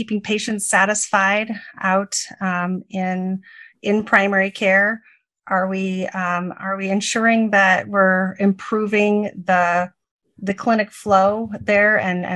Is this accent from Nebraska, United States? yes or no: yes; rural Nebraska, United States; also born or lived in Illinois; I am from rural Nebraska and currently live in Omaha, Nebraska.